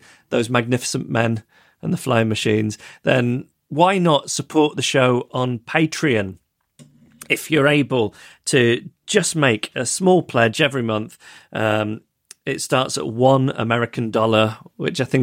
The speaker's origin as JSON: {"language": "English", "town": "Macclesfield", "region": "North West England", "country": "United Kingdom", "tie": "born or raised there", "said": "Macclesfield already, which is my hometown"}